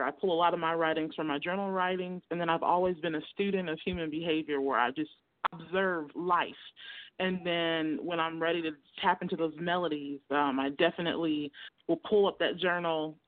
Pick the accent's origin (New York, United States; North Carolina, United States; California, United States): California, United States; Oakland; I'm from Northern California, East Oakland. I'm an East Bay girl at heart